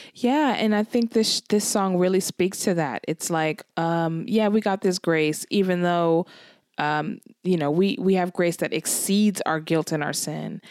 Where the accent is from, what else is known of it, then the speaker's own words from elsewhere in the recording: California, United States; moved away as an adult; now in Glasgow, United Kingdom; So I'm from California.